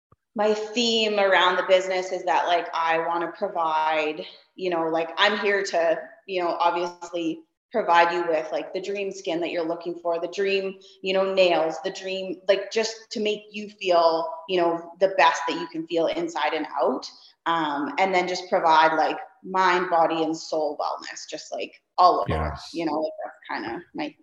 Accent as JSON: {"language": "English", "region": "Saskatchewan", "country": "Canada", "moved": "yes", "lives_now": "Kelowna, Canada", "said": "I moved here 3 years ago from Saskatchewan. And, so anybody that's familiar with, you know, Canada, the regions, like, you know, the prairies where I came from, and now I live in the mountains"}